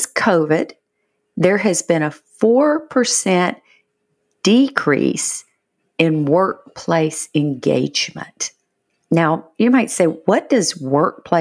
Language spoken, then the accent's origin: English; Georgia, United States; moved away; I am from Georgia originally.